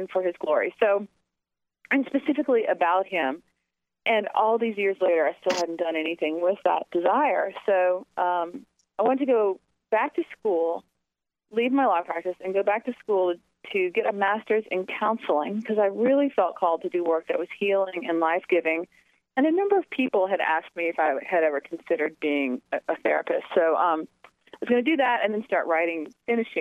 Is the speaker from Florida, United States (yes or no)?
no; New Orleans, Louisiana, United States; I grew up in New Orleans, the oldest of Carl and Joey …'s six daughters.